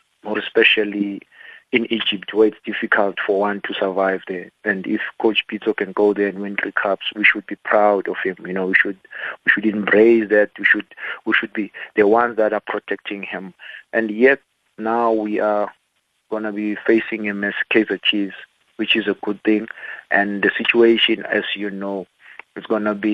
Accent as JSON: {"language": "English", "country": "South Africa", "said": "I'm a South African"}